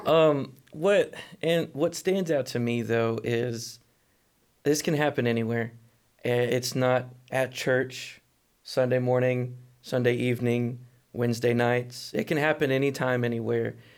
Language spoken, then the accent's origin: English; Atlanta, Texas, United States; now in Fort Worth, United States; I came from Atlanta, Texas